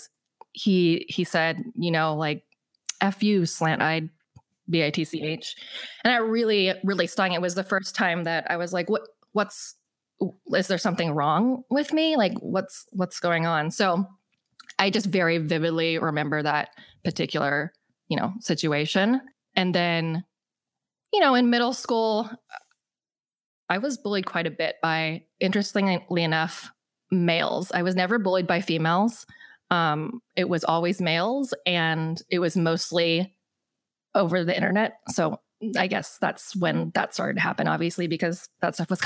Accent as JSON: {"language": "English", "town": "West Linn", "region": "Oregon", "country": "United States", "tie": "born or raised there", "also_born_or_lived": "Busan, South Korea / Hawaii", "said": "It's called West Lynn"}